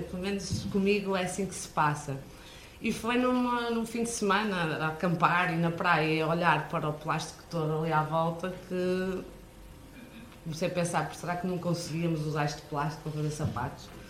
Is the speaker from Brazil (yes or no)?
no; Braga, Norte, Portugal; accent: northern; vim de Braga